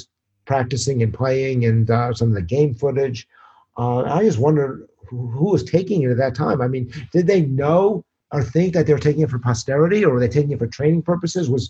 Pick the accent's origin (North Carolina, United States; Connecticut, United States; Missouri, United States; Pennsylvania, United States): Connecticut, United States; New Haven; Growing up in New Haven is an unbelievable place to be a baseball fan